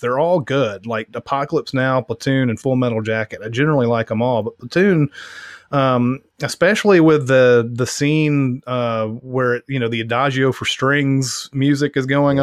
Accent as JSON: {"language": "English", "town": "Franklin", "country": "United States", "tie": "born or raised there", "said": "my hometown"}